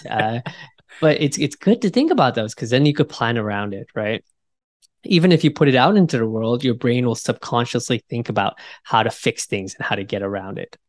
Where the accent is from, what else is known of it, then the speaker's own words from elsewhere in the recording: United States; being American